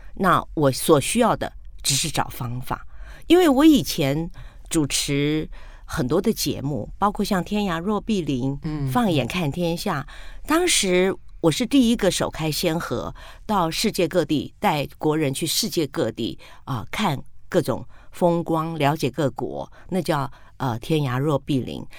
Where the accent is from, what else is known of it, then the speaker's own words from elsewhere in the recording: Taiwan; also born or lived in Penghu (mother's origin); 那时候我搬到客家村庄